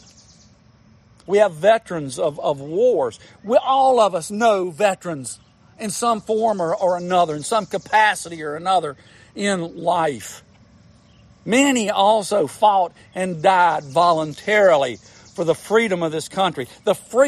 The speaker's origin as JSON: {"language": "English", "country": "United States", "said": "I'm an American"}